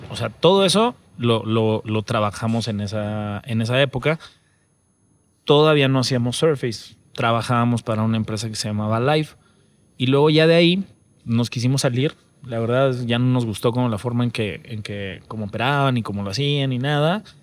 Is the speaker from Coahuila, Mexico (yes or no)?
yes; Saltillo, Coahuila, Mexico; now in Mexico City, Mexico; yo soy de Saltillo y con quien empecé a formarla es con, con César, él es de Monterrey